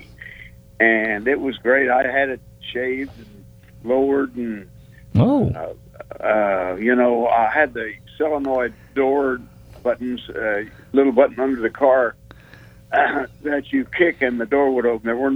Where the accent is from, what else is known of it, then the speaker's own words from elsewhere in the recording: Georgia, United States; also born or lived in Clarkdale / Albany, Georgia / Atlanta, Georgia; I moved from Clarkdale when I was 10 down to Albany, Georgia, and then up to Atlanta when I was 17